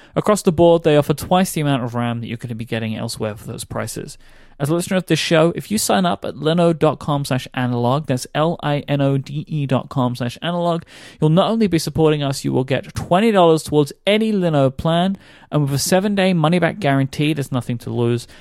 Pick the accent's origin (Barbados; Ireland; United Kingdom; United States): United Kingdom; I am too British